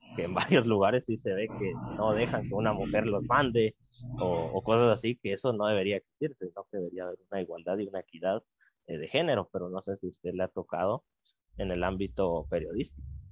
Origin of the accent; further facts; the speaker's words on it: Guatemala; como guatemaltecos y guatemaltecas